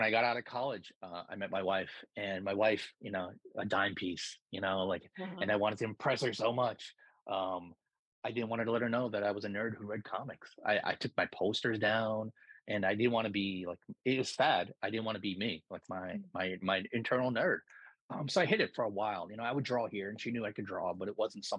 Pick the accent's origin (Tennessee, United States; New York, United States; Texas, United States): New York, United States; also born or lived in Philippines; I grew up in New York.